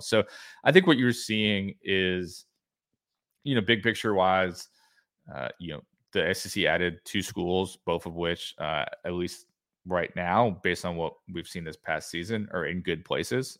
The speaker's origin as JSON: {"language": "English", "region": "New Jersey", "country": "United States", "tie": "born or raised there", "said": "born and raised in, uh, New Jersey"}